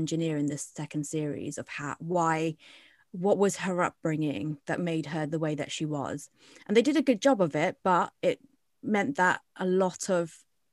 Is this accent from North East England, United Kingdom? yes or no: no; Winchester, South East England, United Kingdom; also born or lived in London; me being a Bangladeshi person from London, but grew up in Winchester